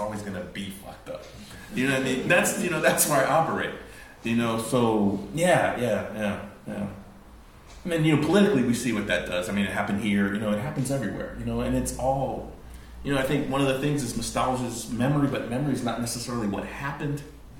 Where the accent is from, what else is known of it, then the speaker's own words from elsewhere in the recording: California, United States; And I grew up in California.